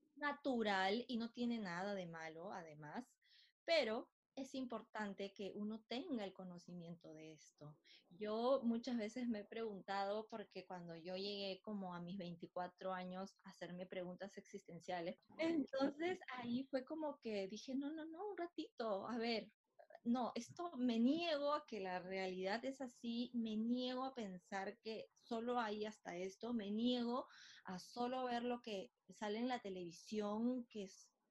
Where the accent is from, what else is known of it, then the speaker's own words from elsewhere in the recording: Lima, Peru; soy de Lima, Perú